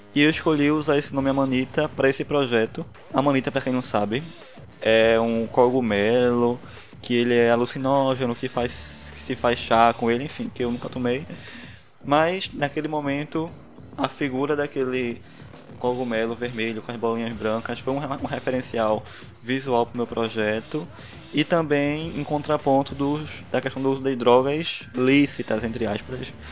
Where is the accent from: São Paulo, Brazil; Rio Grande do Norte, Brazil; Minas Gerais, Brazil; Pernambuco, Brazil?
Pernambuco, Brazil; Recife; Não sei se deu pra notar pelo sotaque, mas eu sou de Recife